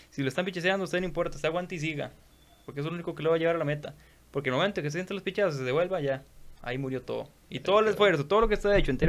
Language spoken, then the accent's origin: Spanish; Costa Rica; nosotros como ticos no estamos acostumbrados